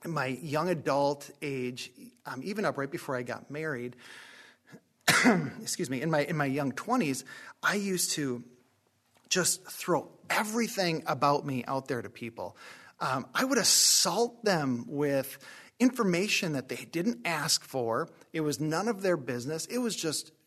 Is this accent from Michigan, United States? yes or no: no; Northeast North Dakota, United States; where I grew up in Northeast North Dakota